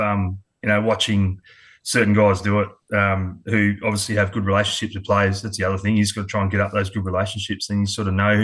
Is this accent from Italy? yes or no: no; Adelaide, South Australia, Australia; moved away; also born or lived in Sydney, New South Wales / Queensland; I was born in Sydney. Yeah. I was born in Sydney, but moved over to Adelaide when I was quite young, about three.